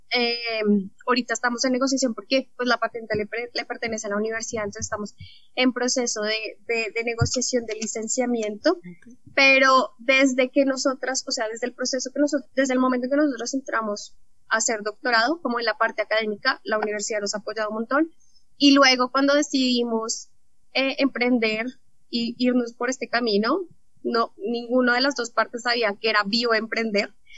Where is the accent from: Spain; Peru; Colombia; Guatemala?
Colombia; porque vivimos acá, somos colombianas